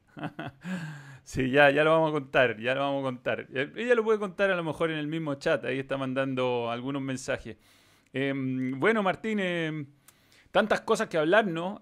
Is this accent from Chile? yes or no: yes; Chile; Acá en Chile